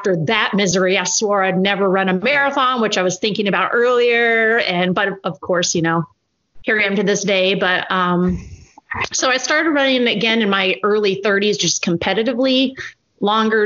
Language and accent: English; West Plains, Missouri, United States; moved away as an adult; also born or lived in Vermont; now in Springfield, United States; I grew up around the Caulfield West Plains area, which is about 2 hours outside of Springfield here, Springfield, Missouri